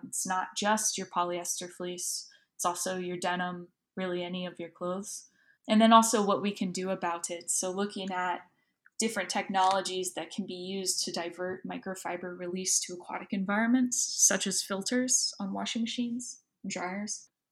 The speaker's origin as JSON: {"language": "English", "region": "Southwest Florida", "country": "United States", "tie": "born or raised there", "said": "I grew up in Southwest Florida, um, right on the coast"}